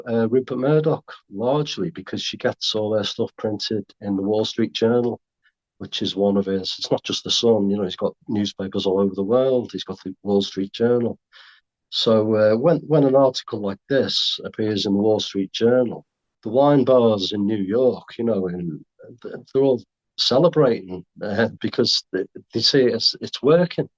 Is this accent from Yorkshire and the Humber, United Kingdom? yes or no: no; Merseyside, North West England, United Kingdom; I come from, I'm from Merseyside